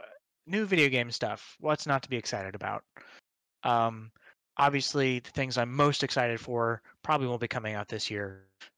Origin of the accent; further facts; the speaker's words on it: Alton, Illinois, United States; I'm from Alton.